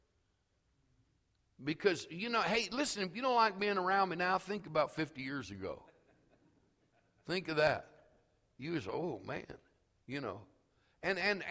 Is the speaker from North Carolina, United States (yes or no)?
no; St. Joseph, Missouri, United States; moved away; also born or lived in Elwood / Topeka, Kansas; I was from St. Joseph